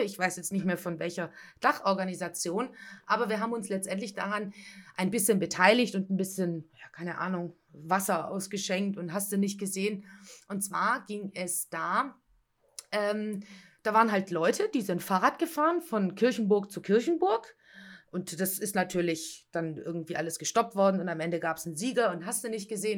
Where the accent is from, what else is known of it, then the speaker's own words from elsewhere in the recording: near Sighișoara, Transylvania, Romania; now in Stuttgart, Germany; ich komme natürlich aus der Nähe eher von Schäßburg wie von Kronstadt